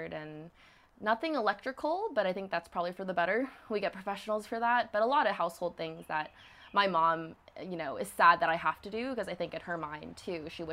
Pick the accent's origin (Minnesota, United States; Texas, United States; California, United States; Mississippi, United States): Mississippi, United States; Hattiesburg; I was born in Hattiesburg, Mississippi.